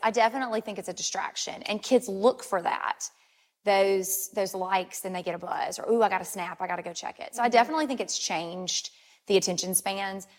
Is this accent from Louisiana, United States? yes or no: yes; Ruston, Louisiana, United States; I'm actually born and raised in Ruston, so mm-hmm. this is this is home for me.